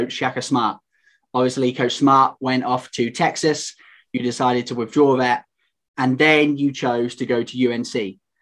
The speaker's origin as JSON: {"language": "English", "country": "United Kingdom", "said": "also known as the British Tar Heel."}